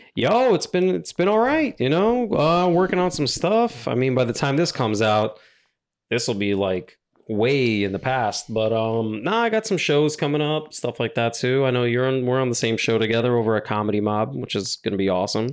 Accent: New York, United States; I'm from New York, I'm from, I'm born and raised in New York

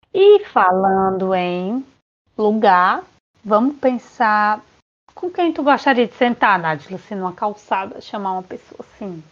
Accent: Quixadá, Ceará, Brazil; now in Ireland; eu sou do interior do Ceará, de Quixadá especificamente, e atualmente neste dia estou na Irlanda

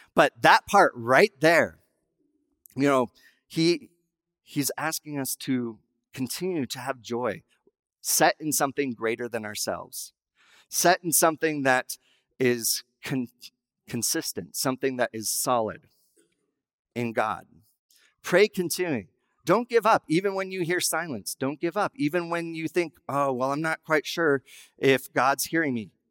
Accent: Wyoming, United States; I was raised in Wyoming

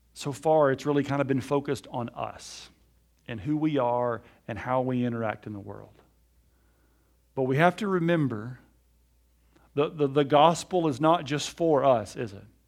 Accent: Alabama, United States; I was raised in Alabama in the Bible Belt

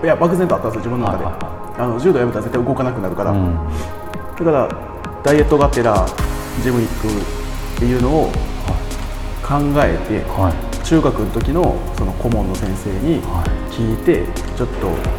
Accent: Osaka, Japan; moved away as an adult; now in Tokyo, Japan; 出身は大阪

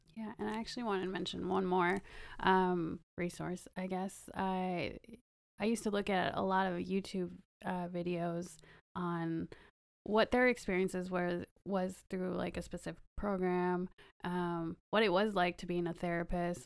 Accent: Wisconsin, United States; moved away as an adult; also born or lived in Kentucky; now in California, United States; I grew up in Wisconsin

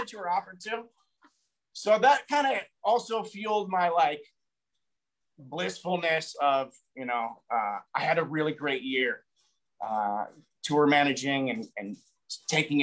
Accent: a small town in Colorado, United States; moved away; also born or lived in California / Hollywood; I'm from a small town in Colorado, moved to California, moved to Hollywood, did Hollywood for like 6 years

